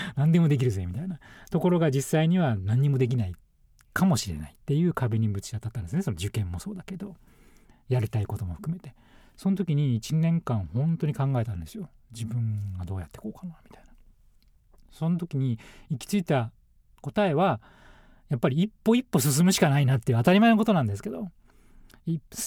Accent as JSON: {"language": "Japanese", "region": "Ibaraki", "country": "Japan", "tie": "born or raised there", "moved": "yes", "said": "僕の場合は茨城県と田舎に生まれてるんですけど"}